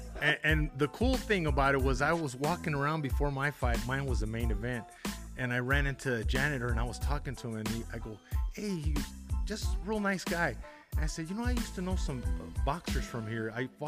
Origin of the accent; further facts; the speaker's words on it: El Paso, Texas, United States; champ, I'm from El Paso.